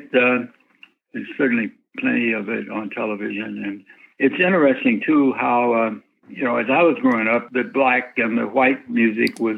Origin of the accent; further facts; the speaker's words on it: Memphis, Tennessee, United States; also born or lived in Northfield, Massachusetts; I was growing up in Memphis.